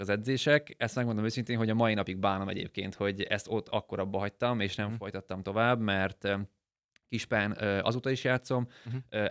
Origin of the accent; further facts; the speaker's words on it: Karcag, Jász-Nagykun-Szolnok, Hungary; ugye én Karcagon születtem, ott is jártam suliba, ott érettségiztem